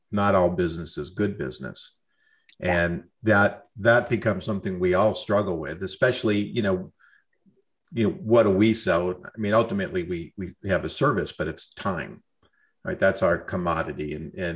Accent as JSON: {"language": "English", "region": "New York", "country": "United States", "also_born_or_lived": "Southern California", "moved": "yes", "said": "I'm from New York"}